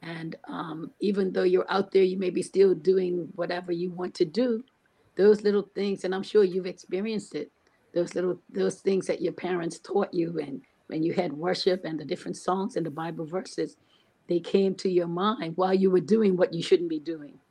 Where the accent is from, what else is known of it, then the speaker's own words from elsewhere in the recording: Bermuda; I was born and raised in Bermuda